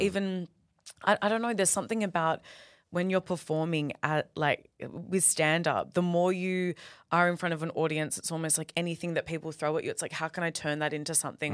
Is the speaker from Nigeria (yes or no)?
no; Perth, Western Australia, Australia; I'm from Perth. I love Perth